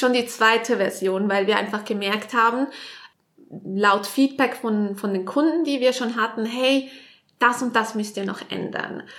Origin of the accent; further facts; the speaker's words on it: Vaduz, Liechtenstein; moved away as an adult; also born or lived in Switzerland / Canada / Australia / Nice; Ich in Vaduz aufgewachsen, hier auch die ersten 19 Jahre gewohnt und seit dann aber eigentlich in der Schweiz.